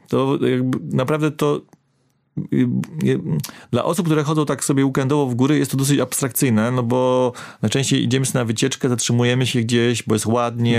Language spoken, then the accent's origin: Polish; Warmian-Masurian Voivodeship, Poland; Ja pochodzę z Warmii